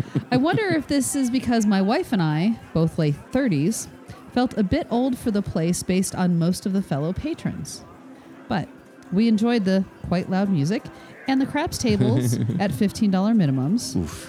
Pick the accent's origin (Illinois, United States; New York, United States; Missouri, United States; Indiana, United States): Illinois, United States; Chicago; I'm originally from Chicago, so seeing all the various Chicago, mob, Vegas ties was really cool.